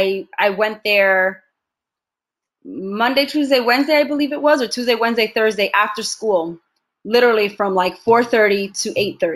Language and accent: English; Bronx, New York, United States; accent: New York Bronx Latina; My accent was very thick. It was a very New York, Bronx, Latina accent.